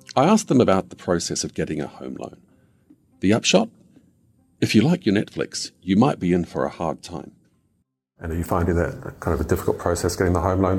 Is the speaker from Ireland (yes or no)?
no; New Zealand; moved away as an adult; also born or lived in Australia; As a Kiwi